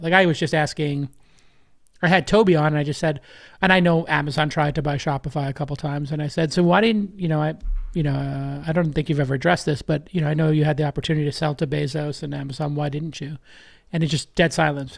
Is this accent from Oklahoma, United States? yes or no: no; New York City, New York, United States; growing up in Brooklyn